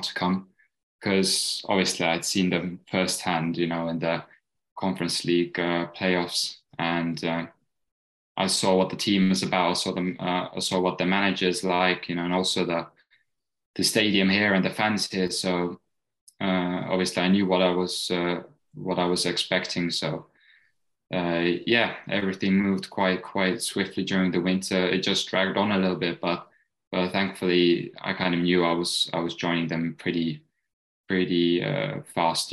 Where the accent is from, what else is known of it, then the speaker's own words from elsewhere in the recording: England, United Kingdom; also born or lived in Estonia; now in Ireland; I was brought up in England